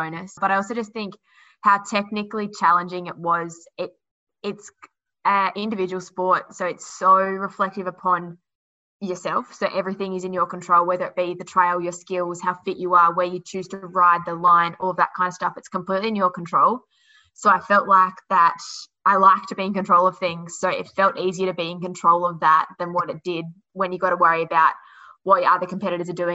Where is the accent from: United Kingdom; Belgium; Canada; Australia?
Australia; Launceston, Tasmania; I'm from Launceston. I'm pretty lucky to be able to call Tassie home.